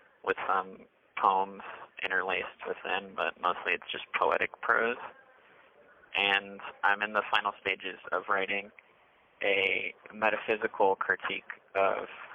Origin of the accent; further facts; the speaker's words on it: Broward County, Florida, United States; moved away as an adult; also born or lived in Portland, Oregon; now in Wilsonville, United States; I'm originally from Broward County, Florida.